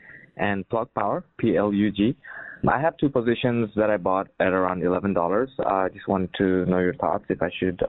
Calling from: St. Louis, Missouri, United States; I'm calling from St. Louis.

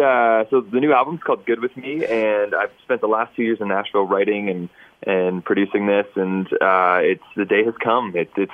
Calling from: Edmonton, Alberta, Canada; Right now, I'm calling from Edmonton.

